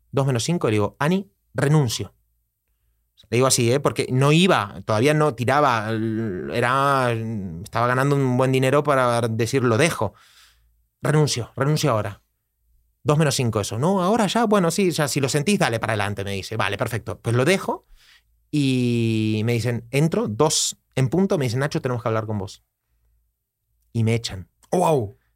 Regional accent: Costa Rica; moved away as an adult; now in Barcelona, Spain; Pues yo vengo de Costa Rica a Barcelona a hacer un máster, máster de desarrollo personal

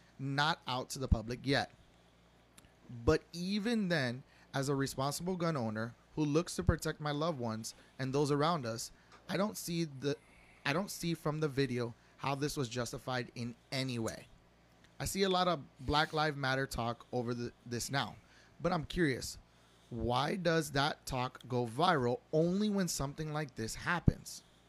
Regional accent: Florida, United States; I was raised in South Florida in the era of culture diversity

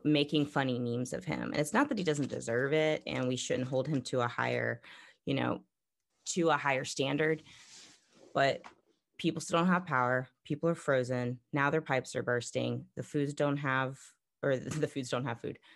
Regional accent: Florida, United States; now in Texas, United States; Growing up in Florida, going through lots of hurricanes

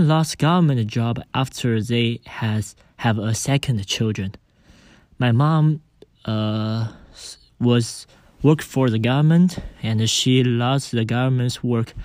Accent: Wenzhou, Zhejiang, China; I come from Wenzhou.

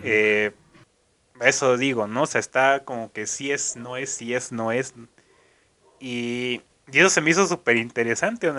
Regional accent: Mexico; soy, soy mexicano

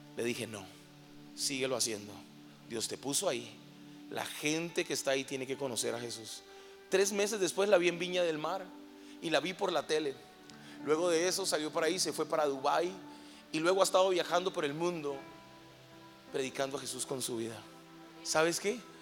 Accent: Colombia; moved away as an adult; now in Mexico; soy colombiano, llevo seis años viviendo en México

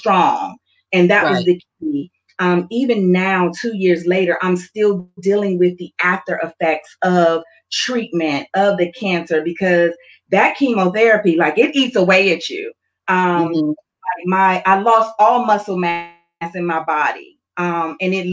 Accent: the South, United States; I'm from the South, so I grew up where we are not to question God

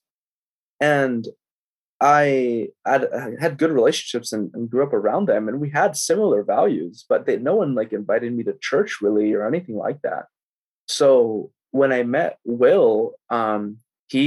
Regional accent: Tracy, California, United States; moved away as an adult; now in San Jose, United States; moved to Tracy when I was about 5. I grew up in Tracy.

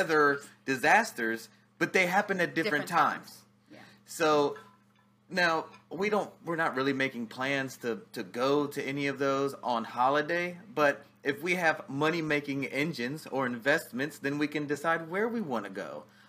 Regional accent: Outer Banks, North Carolina, United States; The Outer Banks.

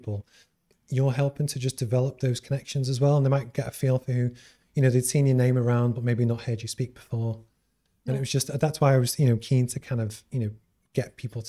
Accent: Liverpool, North West England, United Kingdom; accent: Scouse; It's my hometown.

